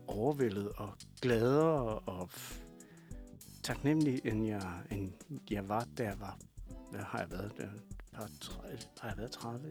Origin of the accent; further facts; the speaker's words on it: Kalundborg, Zealand, Denmark; accent: Kalundborg jysk; Jeg kommer fra Kalundborg.